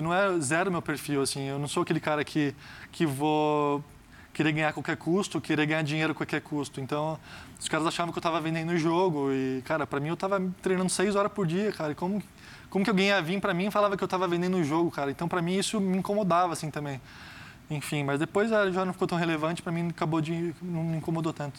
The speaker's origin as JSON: {"language": "Portuguese", "country": "Brazil", "said": "sendo brasileiro"}